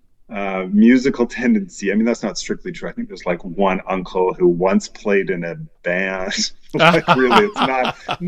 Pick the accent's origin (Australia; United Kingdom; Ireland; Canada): Canada; Vancouver, British Columbia; I grew up in Vancouver